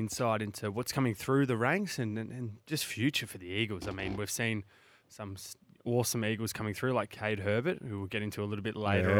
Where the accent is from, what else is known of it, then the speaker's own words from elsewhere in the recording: Melbourne, Victoria, Australia; now in Adelaide, Australia; Yeah, I'm from Melbourne. I say a lot of things wrong.